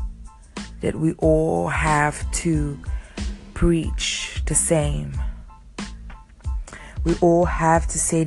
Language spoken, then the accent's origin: English; Rome, Lazio, Italy; moved away; I grew up in Rome